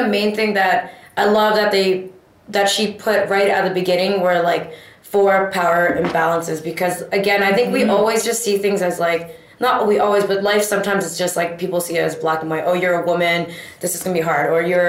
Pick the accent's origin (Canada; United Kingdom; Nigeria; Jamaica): Canada; Toronto, Ontario; born or raised there